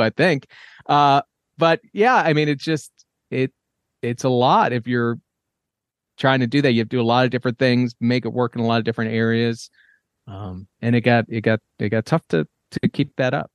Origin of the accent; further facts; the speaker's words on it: New York, United States; I grew up in New York